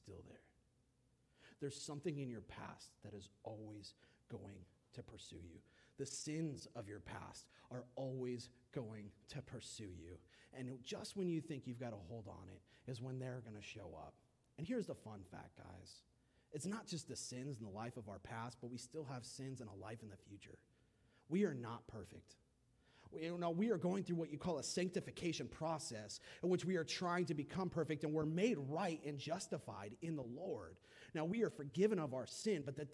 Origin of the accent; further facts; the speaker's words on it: California, United States; now in South Carolina, United States; I grew up in California, y'all. I was 20 minutes from Malibu